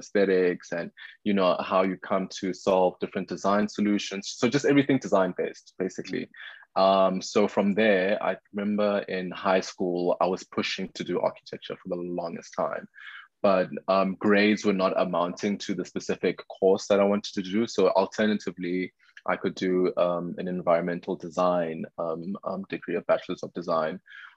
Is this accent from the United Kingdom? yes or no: no; Pretoria, Gauteng, South Africa; born and raised in Pretoria, moved around a bit